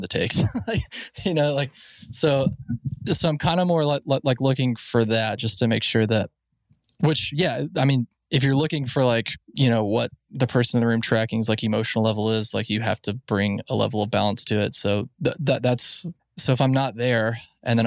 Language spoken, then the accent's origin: English; Alabama, United States; We grew up in Alabama. You know, I'd never seen a big city